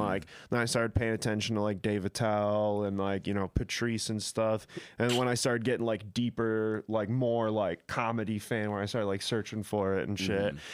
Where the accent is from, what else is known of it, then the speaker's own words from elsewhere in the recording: Caledonia, Michigan, United States; also born or lived in Grand Rapids, Michigan; where I came from, I said Caledonia